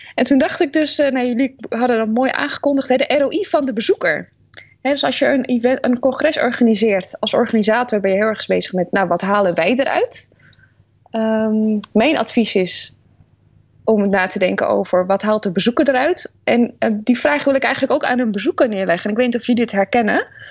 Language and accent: Dutch; Netherlands; we zijn best wel kritisch uh, als Nederlanders op allerlei dingen